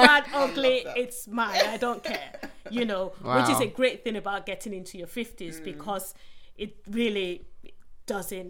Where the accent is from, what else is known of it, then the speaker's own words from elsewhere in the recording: southern Nigeria, Nigeria; moved away as an adult; now in England; where I grew up, I went to, you know, school in the South and uni in the South